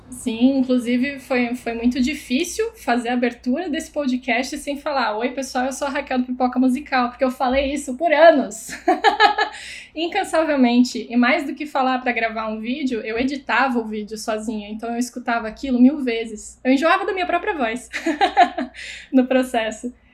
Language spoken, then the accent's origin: Portuguese; Blumenau, Santa Catarina, Brazil; Sou de Blumenau, onde inclusive conheci Camila